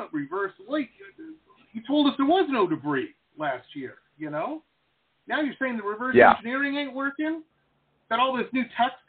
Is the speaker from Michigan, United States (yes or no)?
yes; Detroit, Michigan, United States; I grew up in Detroit, Metro Detroit.